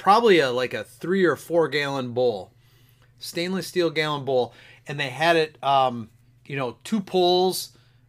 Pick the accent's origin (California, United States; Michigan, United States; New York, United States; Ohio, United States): Michigan, United States; Grand Rapids; I grew up in Grand Rapids